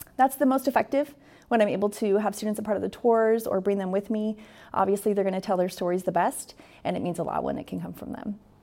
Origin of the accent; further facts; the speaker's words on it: Astoria, Oregon, United States; I am born and raised in Astoria